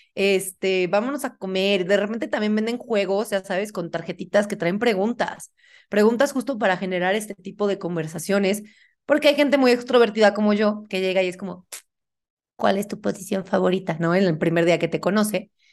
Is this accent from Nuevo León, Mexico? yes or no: no; Puebla, Mexico; now in Mexico City, Mexico; vivo en Ciudad de México, pero yo soy de Puebla